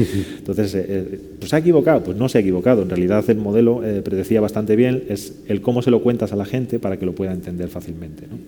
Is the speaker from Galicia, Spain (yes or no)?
no; León, Castile and León, Spain; now in Seville, Spain; que vivo en Sevilla y soy de León